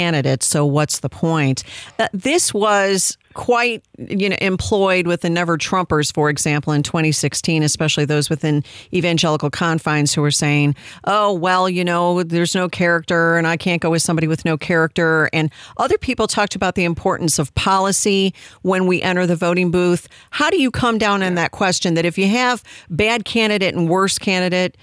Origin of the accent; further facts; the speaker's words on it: Illinois, United States; now in Texas, United States; I'm from Illinois